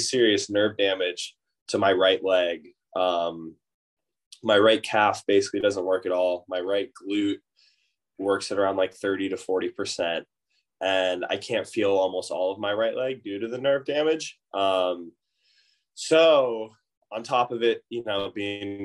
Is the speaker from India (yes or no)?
no; Oakland, California, United States; I grew up in the Bay Area in Oakland